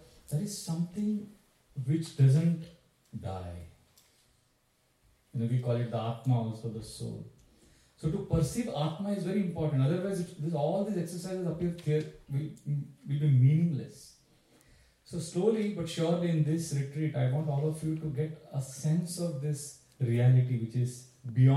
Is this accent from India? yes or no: yes; India; I come from India